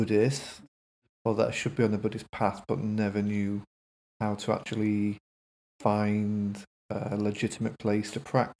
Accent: Grimsby, Yorkshire and the Humber, United Kingdom; now in Leeds, United Kingdom; I'm from Grimsby originally, from a council estate that has been wiped off the face of the earth now

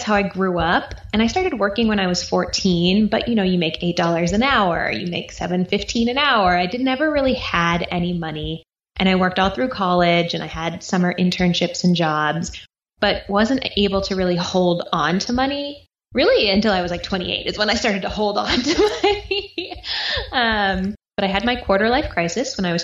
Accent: East Coast, United States; now in Austin, United States; I grew up on the East Coast. I now live in Austin, Texas

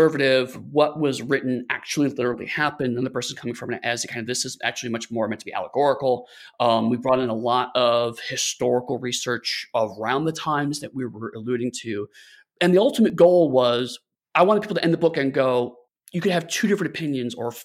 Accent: Lorain, Ohio, United States; I grew up in a city called Lorain, Ohio. It's about an hour-ish west of Cleveland.

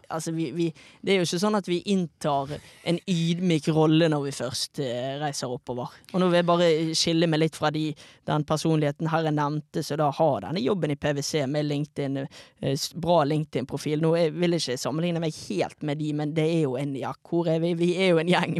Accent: Bergen, Vestland, Norway; fra Fana.

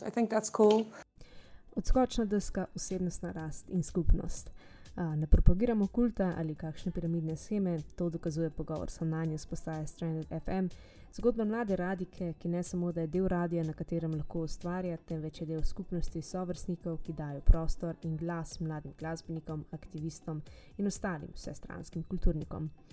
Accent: Slovenia; also born or lived in Utrecht, Netherlands / Ljubljana

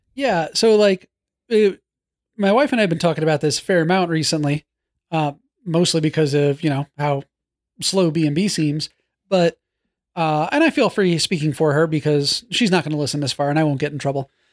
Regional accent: New York, United States; When I was growing up in New York

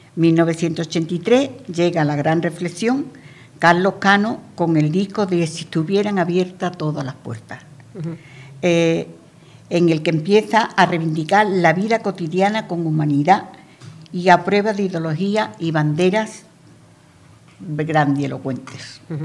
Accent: Andalusia, Spain; accent: Andalusian; moved away as an adult; also born or lived in Barcelona; now in Madrid, Spain; los andaluces, porque salgamos fuera de Andalucía, tenemos que perder nuestro acento

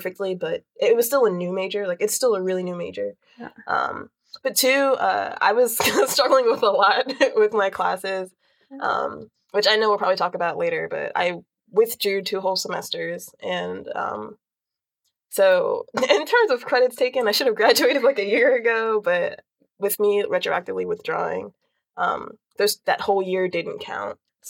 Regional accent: Greensboro, North Carolina, United States; also born or lived in New York; I grew up in Greensboro, and then I've, like, lived there since, like, fourth grade. Before that, I lived in New York

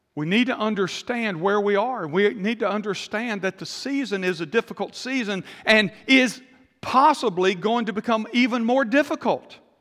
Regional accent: United States; we're Americans or we're American Christians

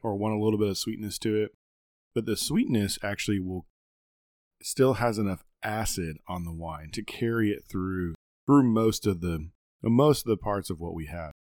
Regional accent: the South, United States; we're Southern and we're from the South

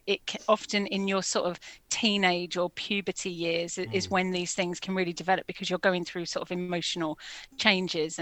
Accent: London, United Kingdom; I grew up in Finsbury Park in Holloway

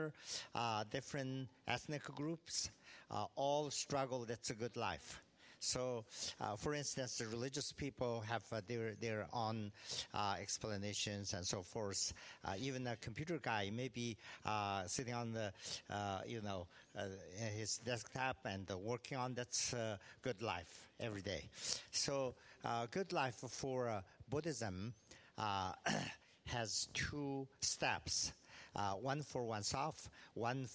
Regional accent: Tibet, China; also born or lived in California; now in Bloomington, United States; Regionally, of course, I'm from Tibet, but then because due to a political situation, I end up in California

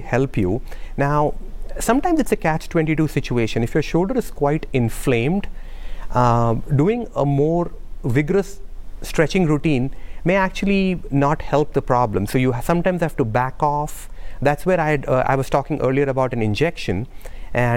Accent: Minnesota, United States; now in Bossier City, United States; I'm from Minnesota

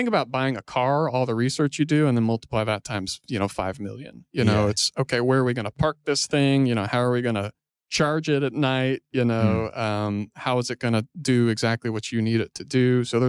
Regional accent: Houston, Texas, United States; moved away as an adult; also born or lived in Austin, Texas; now in Fort Worth, United States; Grew up in Houston.

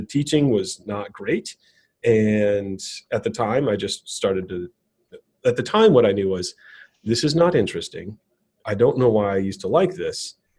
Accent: Racine, Wisconsin, United States; I grew up in southeast Wisconsin, so between Milwaukee and Chicago. It's a town called Racine, and it's about 80, 90, 100,000, somewhere in there.

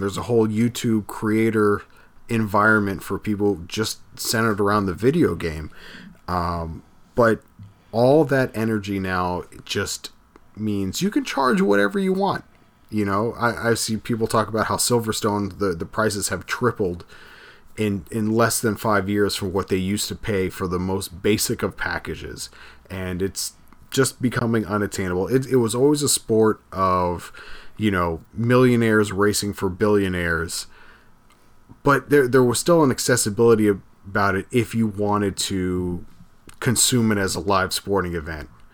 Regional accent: Miami, Florida, United States; we're from the area, we're from Miami

